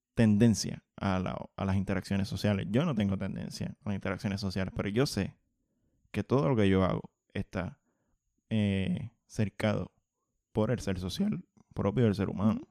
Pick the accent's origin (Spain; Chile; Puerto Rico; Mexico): Puerto Rico; yo soy de Monterrey